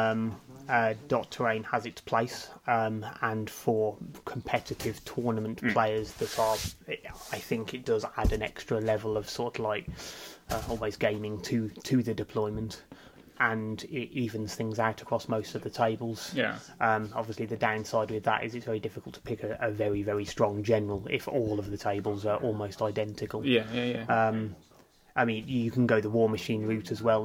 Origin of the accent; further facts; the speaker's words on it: Kidderminster, West Midlands, United Kingdom; we're both from Kidderminster.